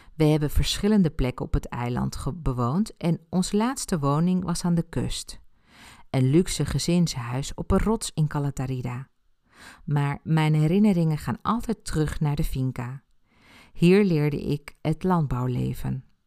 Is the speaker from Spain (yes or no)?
yes; Ibiza, Balearic Islands, Spain; first language Spanish; Dutch is a second language; moved away; Ik ben op Ibiza geboren en heb mijn jeugd daar doorgebracht